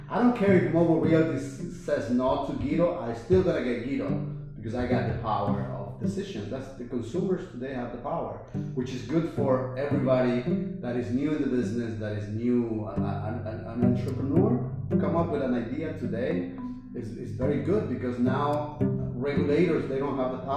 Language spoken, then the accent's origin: English; West New York, New Jersey, United States; I'm from West New York.